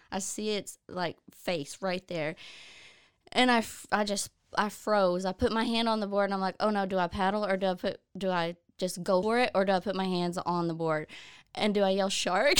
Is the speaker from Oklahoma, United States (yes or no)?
yes; Oklahoma, United States; moved away as an adult; now in Waco, United States; We ended up moving back to Oklahoma at my hometown, and I had never lived in my hometown, as an adult